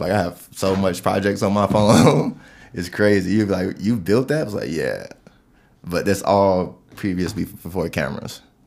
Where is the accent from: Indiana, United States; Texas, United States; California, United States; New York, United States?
Indiana, United States; East Chicago; moved away as an adult; also born or lived in Gary, Indiana; now in Colorado, United States; I've spent my whole life pretty much in East Chicago, Gary, Indiana.